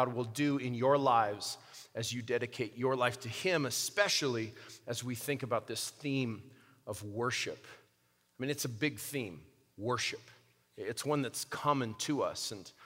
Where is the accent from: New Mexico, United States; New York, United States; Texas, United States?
New Mexico, United States; Albuquerque; my hometown of Albuquerque, New Mexico